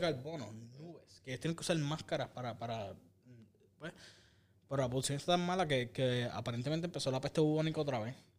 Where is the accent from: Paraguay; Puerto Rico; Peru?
Puerto Rico; Ponce; moved away as an adult; Yo, yo viví en la isla, yo me mudé para acá cuando tenía 23 años. Y en el, norte, obviamente soy del sur, pero pues, soy de Puerto Rico, eh, de, Ponce